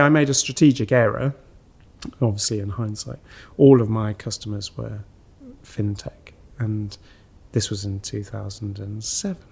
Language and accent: English; St Ives, East of England, United Kingdom; moved away as an adult; also born or lived in France; I was born in France, but I, I grew up in uh, just outside Cambridge